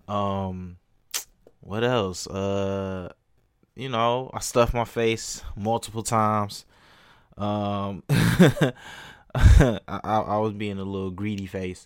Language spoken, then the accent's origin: English; Detroit, Michigan, United States; moved away; I'm originally from Detroit